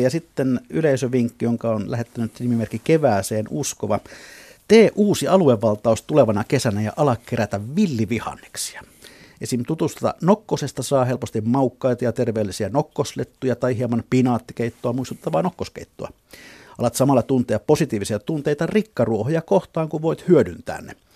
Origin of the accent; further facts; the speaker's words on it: Southwest Finland, Finland; meillä Lounais-Suomessa